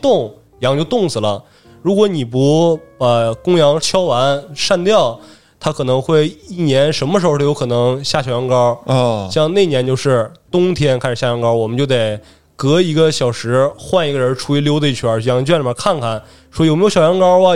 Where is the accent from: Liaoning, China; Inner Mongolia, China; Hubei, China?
Inner Mongolia, China; Manzhouli; 家是呼伦贝尔满洲里的，然后我本身是俄罗斯族，一个少数民族